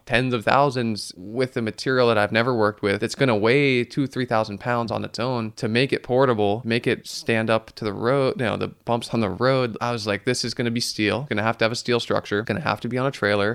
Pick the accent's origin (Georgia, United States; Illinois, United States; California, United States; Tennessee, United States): California, United States; Santa Cruz; growing up in Santa Cruz in the Monterey Bay National Marine Sanctuary